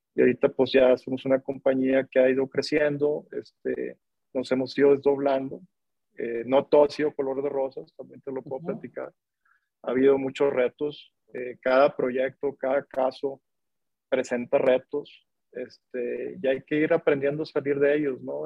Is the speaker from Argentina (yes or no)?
no; Monterrey, Nuevo León, Mexico; yo, yo, soy de Monterrey, soy regio